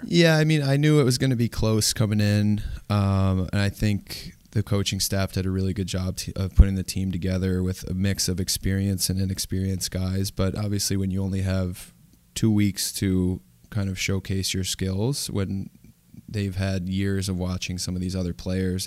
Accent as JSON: {"language": "English", "town": "Ithaca", "region": "New York", "country": "United States", "tie": "born or raised there", "also_born_or_lived": "Durham, England", "said": "growing up in Ithaca, New York"}